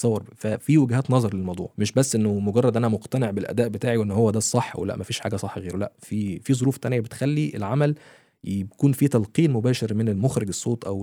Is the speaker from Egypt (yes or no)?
yes; Egypt; now in Dubai, United Arab Emirates; انا معايا اسره وعايز الاسره دي تفضل موجوده معايا في دبي احنا من مصر وكل حاجه بس انا عايز افضل موجود في البلد انا بحب البلد جدا جدا